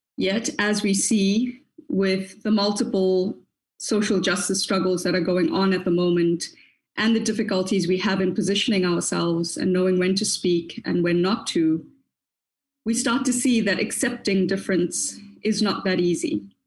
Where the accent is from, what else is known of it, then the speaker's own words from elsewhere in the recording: South Africa; I am a South African Black woman and woman of color